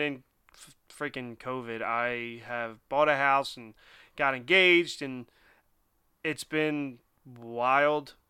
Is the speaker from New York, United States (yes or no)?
no; Philadelphia, Pennsylvania, United States; I am born and raised in Philly and just recently moved out of Philly.